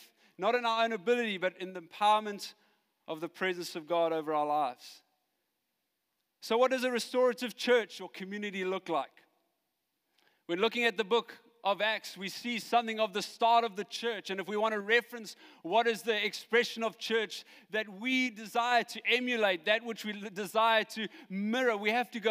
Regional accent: Johannesburg, Gauteng, South Africa; I come from Joburg

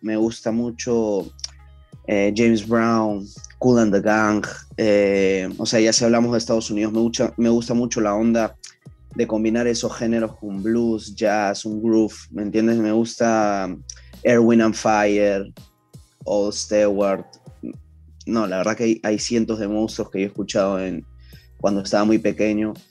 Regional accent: Ventanilla, Callao, Peru; nací en el Callao, para ser exactos, nací en Ventanilla

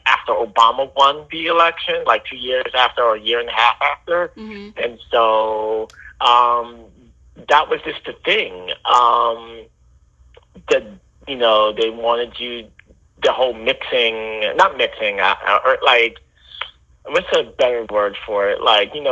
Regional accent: United States; also born or lived in New Orleans, Louisiana / Houston suburbs, Texas; half my life, I grew up in New Orleans, and then in the other half, I grew up in the suburbs of Houston

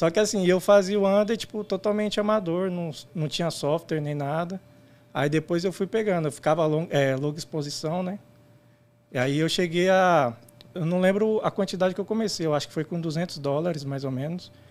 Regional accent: São Bernardo do Campo, São Paulo, Brazil; Isso, sou do ABC Paulista.

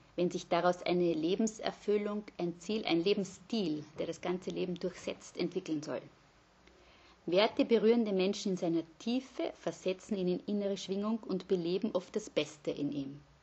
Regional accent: Vienna, Austria; moved away; also born or lived in Graz / Innsbruck / Linz; bin aber gebürtige Wienerin

